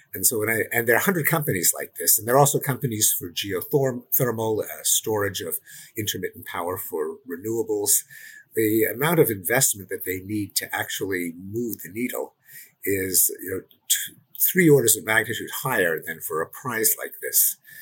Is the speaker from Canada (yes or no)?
yes; Canada; I'm Canadian